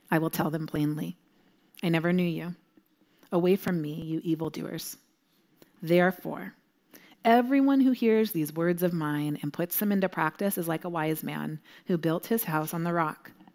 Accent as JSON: {"language": "English", "region": "Southern California", "country": "United States", "moved": "yes", "said": "I'm from Southern California originally, and when I lived there"}